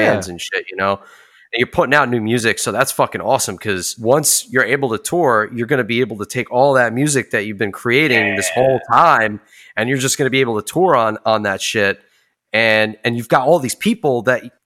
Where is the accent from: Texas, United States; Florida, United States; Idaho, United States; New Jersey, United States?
New Jersey, United States; I'm from New Jersey